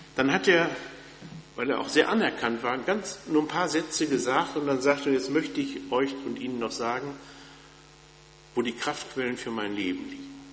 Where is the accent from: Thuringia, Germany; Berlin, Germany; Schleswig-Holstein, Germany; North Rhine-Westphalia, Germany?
North Rhine-Westphalia, Germany; moved away; Ich komme ja aus Westfalen und wenn man in Westfalen in kirchlichen Kreisen groß wird, dann kennt man Bethel